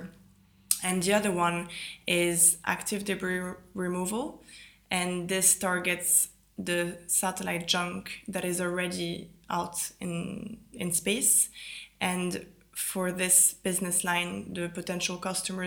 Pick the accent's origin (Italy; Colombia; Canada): Italy; moved away; also born or lived in France / London, United Kingdom; I grew up in Italy. I'm French originally